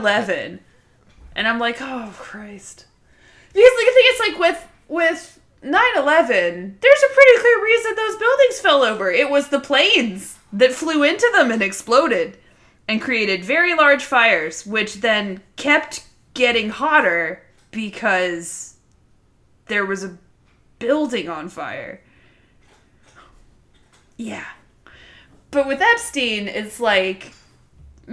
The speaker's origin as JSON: {"language": "English", "town": "Atlanta", "region": "Georgia", "country": "United States", "tie": "born or raised there", "said": "I was born at Northside disgusting. Hospital in Atlanta, my parents are both from Ohio"}